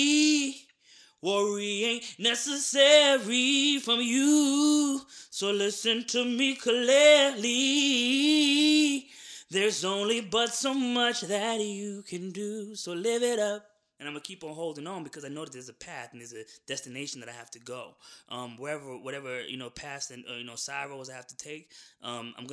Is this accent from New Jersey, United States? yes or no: yes; New Jersey, United States; moved away as an adult; also born or lived in Florida; now in Atlanta, United States; I was born in Florida. I lived out there for maybe, you know, the first 6 or 7 years of my life. And then I moved to New Jersey.